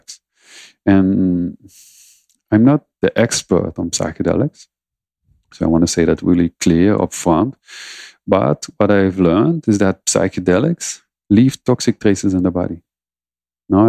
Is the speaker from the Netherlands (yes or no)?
yes; Netherlands; I'm from the Netherlands